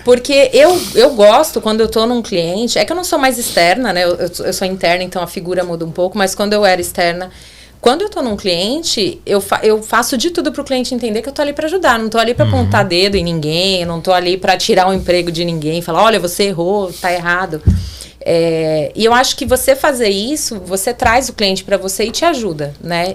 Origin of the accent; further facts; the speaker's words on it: São Paulo, Brazil; moved away as an adult; also born or lived in Orleans, Ontario; now in Canada; eu sou de São Paulo